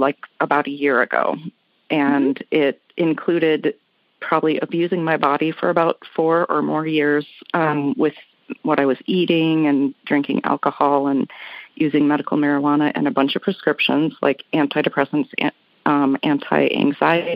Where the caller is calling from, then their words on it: Phoenix, Arizona, United States; I'm calling from Phoenix, Arizona